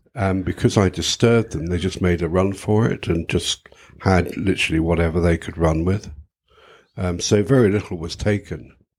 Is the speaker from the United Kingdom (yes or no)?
yes; United Kingdom; being British